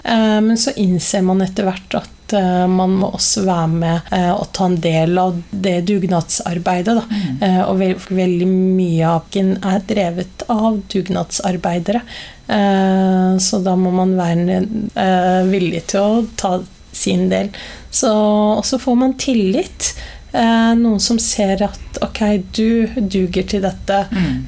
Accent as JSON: {"language": "Norwegian", "region": "Oslo", "country": "Norway", "said": "ei jente fra Stovner"}